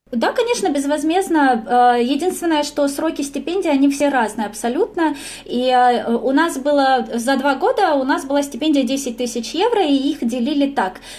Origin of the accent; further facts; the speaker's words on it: Russia; moved away as an adult; also born or lived in Rome, Italy; now in Stuttgart, Germany; я из России